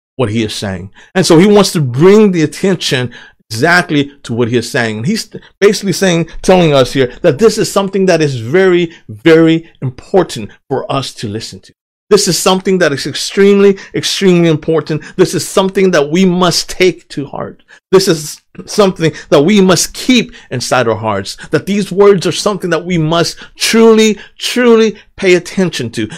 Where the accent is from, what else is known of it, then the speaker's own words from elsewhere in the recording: United States; also born or lived in Thailand; I was two years old when we came to the United States of America